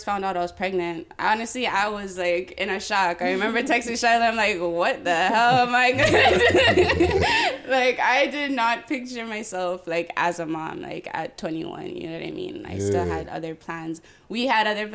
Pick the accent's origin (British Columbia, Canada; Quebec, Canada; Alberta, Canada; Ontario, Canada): Ontario, Canada; Toronto; I'm from Jane, like Jane and Lawrence